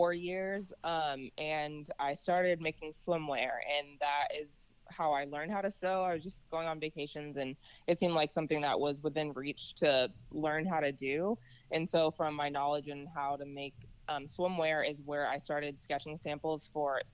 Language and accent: English; Virginia, United States; also born or lived in Colorado Springs, Colorado; I grew up in Virginia